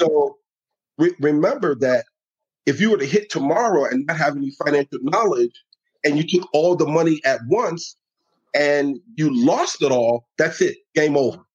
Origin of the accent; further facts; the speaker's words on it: New York City, New York, United States; moved away as an adult; also born or lived in Georgia; now in Atlanta, United States; born and raised in the Bronx